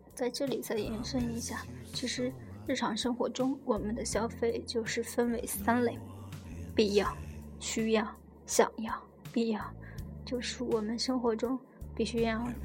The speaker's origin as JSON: {"language": "Chinese", "country": "China", "said": "我们中国人"}